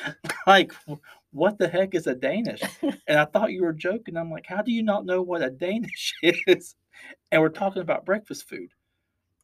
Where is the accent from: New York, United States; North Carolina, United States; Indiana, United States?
North Carolina, United States; Western; I'm from Western North Carolina. We love some NASCAR.